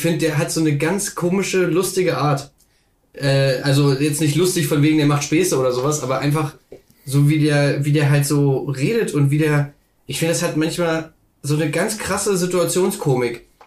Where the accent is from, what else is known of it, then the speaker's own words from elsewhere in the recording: Magdeburg, Saxony-Anhalt, Germany; moved away; wo ich herkomme